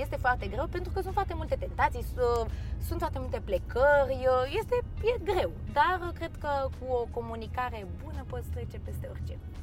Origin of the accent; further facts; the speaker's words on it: Romania; am trăit toată viața mea în România și m-am născut aici. Pot să zic că mă simt totuși mai mult româncă